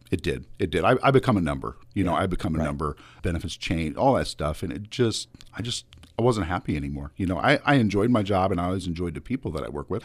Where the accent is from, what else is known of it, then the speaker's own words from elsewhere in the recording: Smithshire, Illinois, United States; also born or lived in Quincy / Quad Cities; I, am just a small town boy, uh, born and raised in Smithshire